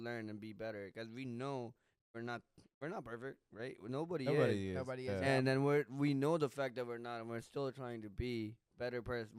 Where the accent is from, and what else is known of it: Pakistan; born or raised there; now in United States